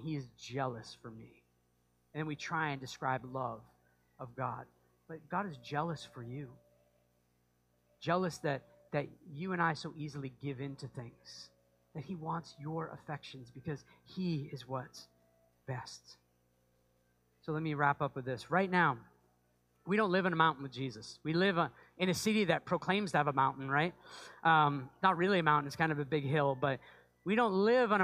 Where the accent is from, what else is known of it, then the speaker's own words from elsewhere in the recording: just outside of Portland, Maine, United States; I grew up just outside of Portland, Maine